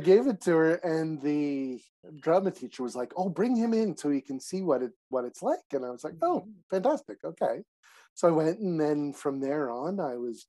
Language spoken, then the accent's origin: English; Montreal, Quebec, Canada; moved away as an adult; also born or lived in Calgary; I was born in Montreal, mm-hmm. went to Calgary for 12 years, and then came back to this side of the country